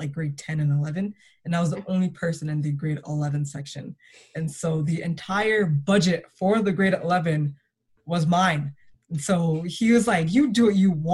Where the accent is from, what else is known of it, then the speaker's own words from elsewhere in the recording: Toronto, Ontario, Canada; Growing up in Toronto was very interesting.